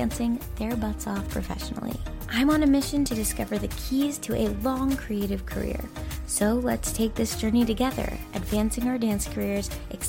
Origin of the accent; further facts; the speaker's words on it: United States; accent: American; in my American accent